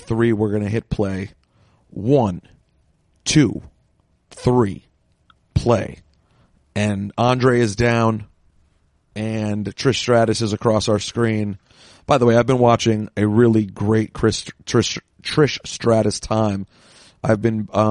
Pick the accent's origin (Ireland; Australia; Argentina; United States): United States; Washington, District of Columbia; my hometown of Washington, D.C.